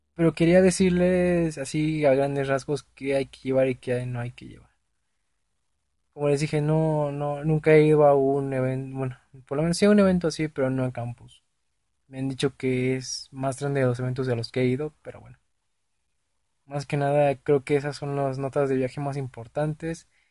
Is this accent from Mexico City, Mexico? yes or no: yes; Mexico City, Mexico; Yo soy del DF